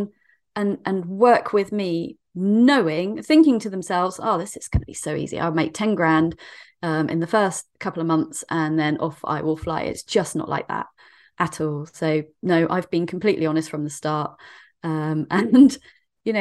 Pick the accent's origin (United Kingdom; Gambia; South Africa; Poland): United Kingdom; Dorset, South West England; I'm from Dorset in the UK.